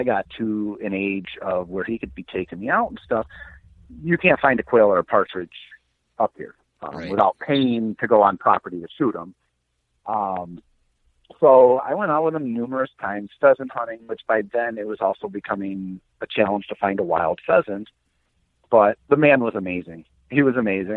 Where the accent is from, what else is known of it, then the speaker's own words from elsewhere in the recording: Marengo, Illinois, United States; also born or lived in Milwaukee, Wisconsin / Racine, Wisconsin; I grew up in Marengo, Illinois. My dad still lives in the exact same house I was raised